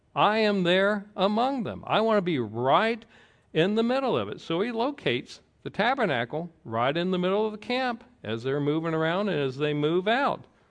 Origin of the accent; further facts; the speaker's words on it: the South, Georgia, United States; I grew up in the South in, uh, Georgia